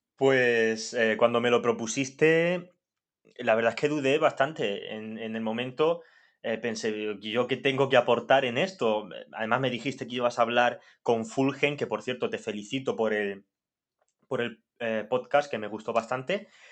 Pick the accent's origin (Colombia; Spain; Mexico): Spain; Molina de Segura, Region of Murcia; yo nací en Molina, una Molina de Segura, una villa, porque no va a dejar nunca de ser una villa